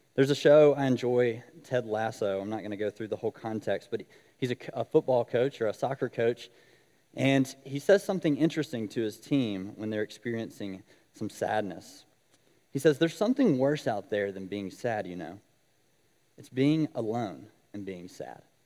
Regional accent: Alabama, United States; moved away as an adult; now in Oxford, United States; I am not originally from Mississippi, I'm from Alabama

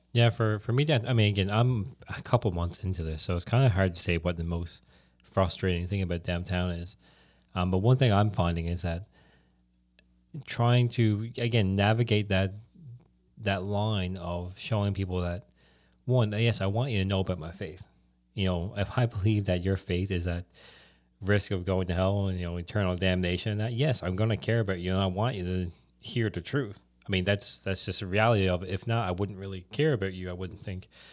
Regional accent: Newfoundland and Labrador, Canada; I'm from Newfoundland

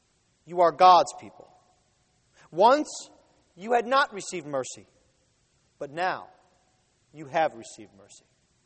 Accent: the North, United States; also born or lived in Mississippi; I had to describe myself to people as a Yankee

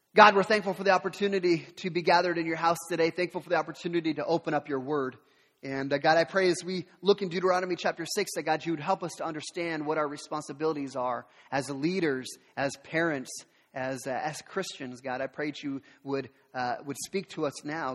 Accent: the Northwest, Pacific Northwest, United States; I'm from the Northwest, so I, I'm a Seattle sports fan

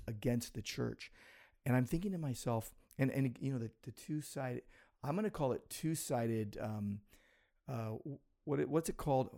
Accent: United States; I'm an American

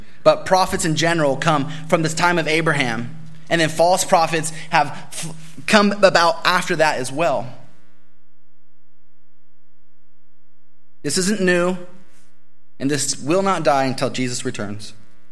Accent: Bakersfield, California, United States; I'm from Bakersfield

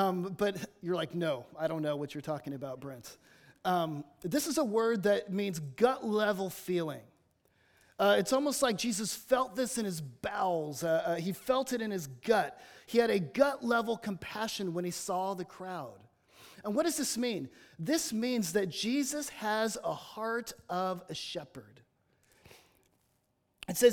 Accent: Los Angeles, California, United States; now in Batesville, United States; There's Disneyland where I'm from. I'm from Los Angeles.

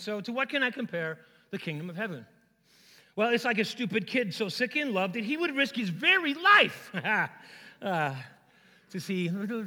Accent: Chicago, Illinois, United States; also born or lived in Minneapolis; I grew up in Chicago, but I was now going to school in Minneapolis at Bethel College at the time

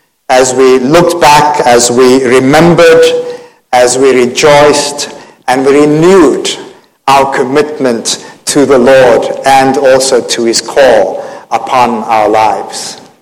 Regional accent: Cape Town, Western Cape, South Africa; born there; moved away; also born or lived in Thailand; I was born in Cape Town. We came to Asia in 1984 and lived for about maybe 22 years in Thailand.

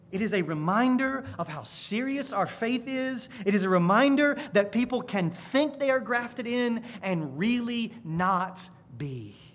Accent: United States; As American Christians

